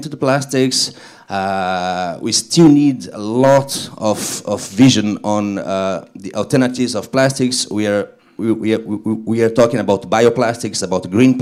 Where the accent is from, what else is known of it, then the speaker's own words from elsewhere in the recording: Brazil; moved away; I was born in Brazil